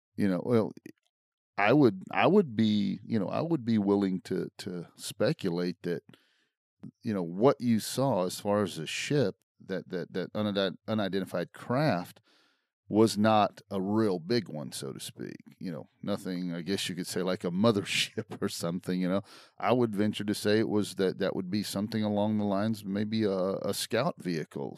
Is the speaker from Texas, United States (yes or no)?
yes; Brownwood, Texas, United States; where I grew up in Brownwood, right. Texas